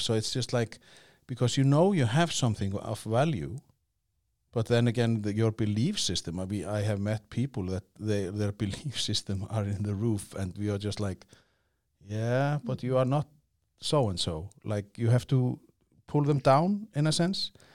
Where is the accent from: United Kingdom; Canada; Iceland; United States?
Iceland; I come from Iceland